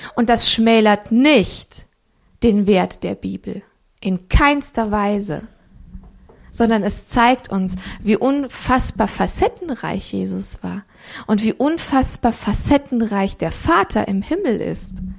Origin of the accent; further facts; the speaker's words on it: Romania; moved away; ich bin in Rumänien geboren